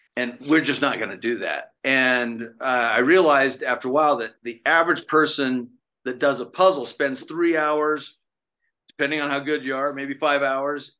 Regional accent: the West, born in Idaho, United States; moved away; also born or lived in East Coast; I grew up in I grew up in the West. I born in uh, Idaho, but I moved to the East

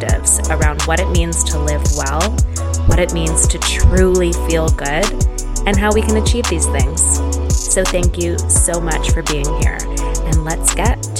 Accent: Calgary, Alberta, Canada; we're both from Calgary

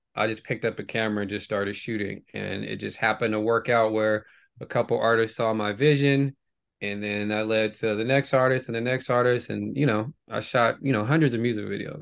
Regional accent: Bay Area, California, United States; growing up in the Bay Area

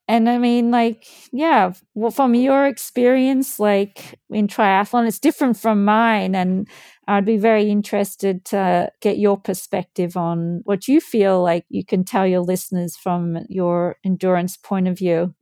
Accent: Australia; moved away; also born or lived in Louth, England; I grew up swimming in Australia

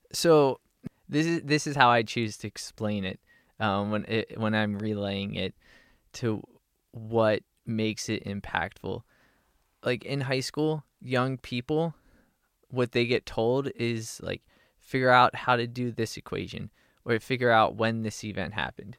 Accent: Harrisburg, Pennsylvania, United States; moved away as an adult; also born or lived in Austin, Texas / Los Angeles, California / Northern California; now in Nashville, United States; I grew up in Harrisburg, Pennsylvania

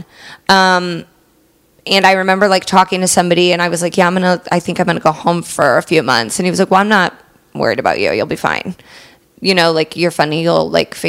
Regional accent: Indiana, United States; moved away as an adult; also born or lived in Chicago; now in Los Angeles, United States; I rep indie pretty hard

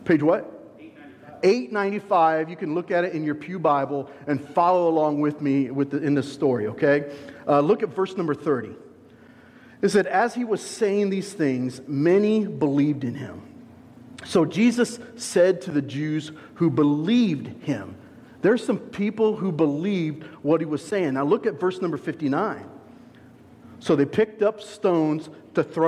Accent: Dayton, Ohio, United States; I grew up in Dayton, Ohio

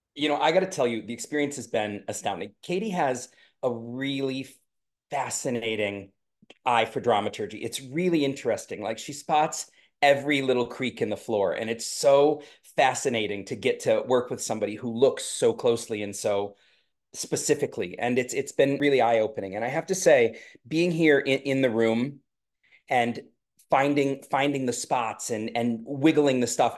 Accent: the Berkshires, Massachusetts, United States; I grew up in the Berkshires

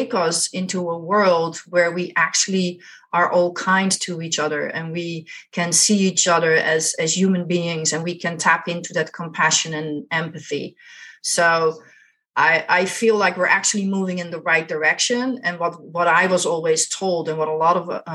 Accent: Netherlands; I grew up in Holland, the Netherlands

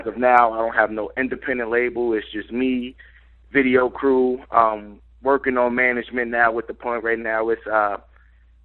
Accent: New York, United States; I'm from New York

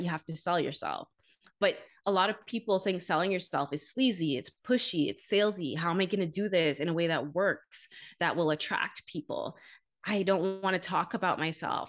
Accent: Bahamas; moved away as an adult; also born or lived in Canada; I'm originally from the Bahamas

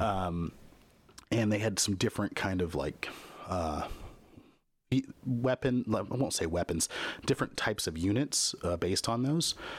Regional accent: Kansas, United States; I grew up in the Midwest in Kansas

